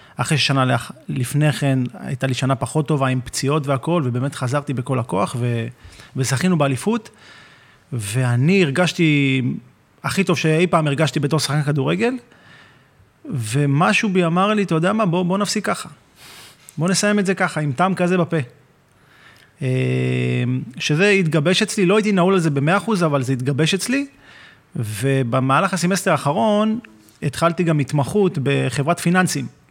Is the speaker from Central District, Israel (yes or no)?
no; Hadera, Haifa District, Israel; also born or lived in Kfar Saba; מהפועל חדרה, שמשם אני במקור